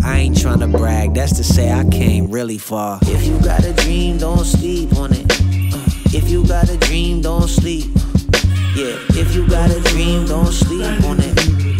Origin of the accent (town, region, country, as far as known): New York, United States